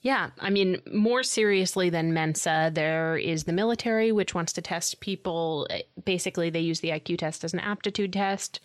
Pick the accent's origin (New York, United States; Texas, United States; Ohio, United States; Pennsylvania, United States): New York, United States; New York City; born or raised there